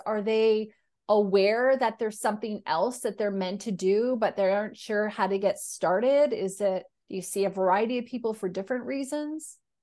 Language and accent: English; Canada; I'm a Canadian